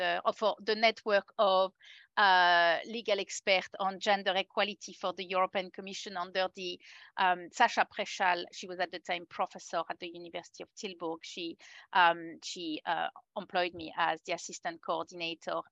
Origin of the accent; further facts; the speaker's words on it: France; moved away as an adult; now in New Zealand; I'm originally French and I have moved to New Zealand about 17 years ago now